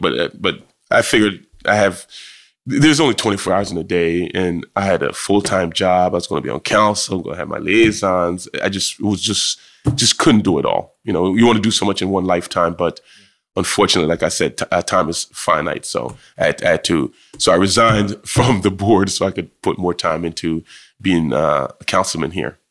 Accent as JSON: {"language": "English", "town": "Trenton", "region": "New Jersey", "country": "United States", "tie": "born or raised there", "also_born_or_lived": "Jamaica", "said": "growing up in Trenton"}